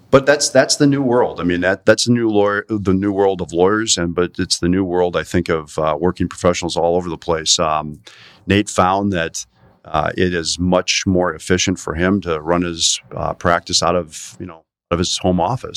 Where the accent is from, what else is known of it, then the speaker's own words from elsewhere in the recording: Door County, Wisconsin, United States; now in Milwaukee, United States; even I am not from Milwaukee, but from Door County. in Wisconsin